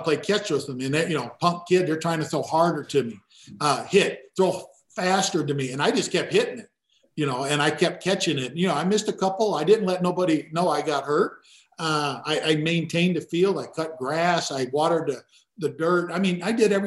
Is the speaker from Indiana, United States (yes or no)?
yes; Gary, Indiana, United States; I grew up in Gary, Indiana